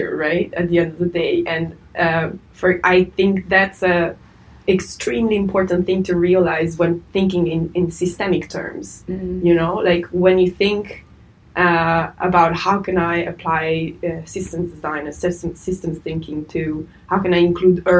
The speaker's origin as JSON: {"language": "English", "country": "Italy", "tie": "born or raised there", "said": "I was born and raised in Italy"}